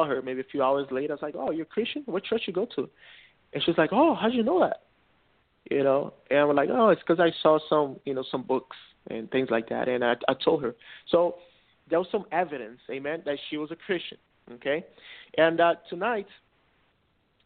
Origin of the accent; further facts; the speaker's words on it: Brazil; first language Portuguese; English is a second language; now in Orlando, United States; I was born in Brazil, so I learned Portuguese. That's my first language, okay?